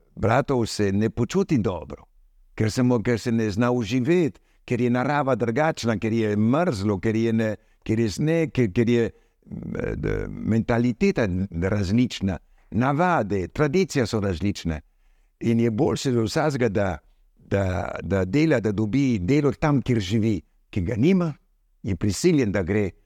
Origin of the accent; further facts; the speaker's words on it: Argentina; also born or lived in Slovenia (ancestry); now in Madagascar; kljub temu, da sem rojen v Argentini, moj oče, moja mama je bila slovenca, torej sem tudi slovenc